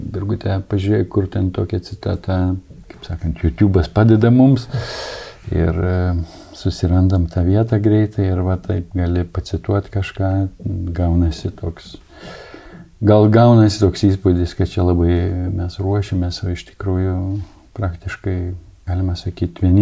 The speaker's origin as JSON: {"language": "Lithuanian", "region": "Samogitia", "country": "Lithuania", "said": "kaip mes žemaičiai sakom."}